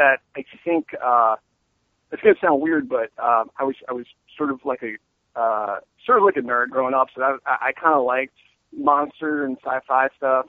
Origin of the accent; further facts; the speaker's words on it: Long Island, New York, United States; moved away; I grew up on Long Island in New York